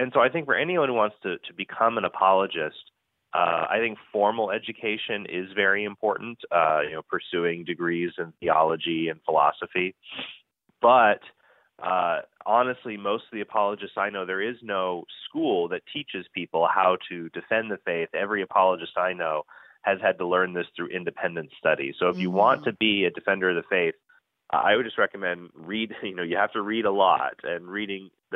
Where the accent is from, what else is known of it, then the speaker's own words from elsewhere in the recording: Phoenix, Arizona, United States; also born or lived in Kansas; in my hometown of Phoenix